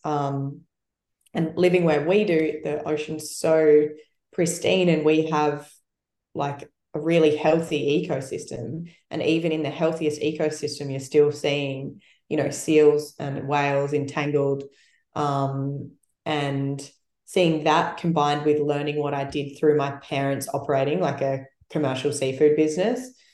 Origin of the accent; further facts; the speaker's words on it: South Australia, Australia; moved away; I grew up in South Australia where it's it's colder.